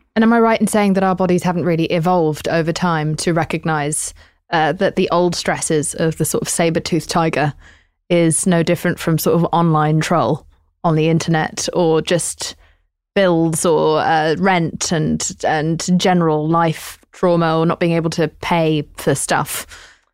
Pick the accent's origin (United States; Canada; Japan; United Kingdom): United Kingdom; I'm British.